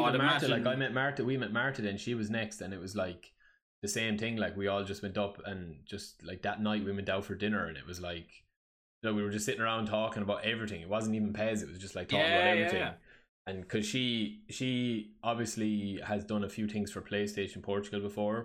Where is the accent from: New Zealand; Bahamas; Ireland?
Ireland; I'm Irish